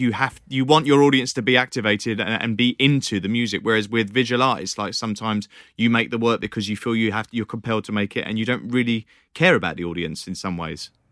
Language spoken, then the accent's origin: English; United Kingdom; accent: British; my British accent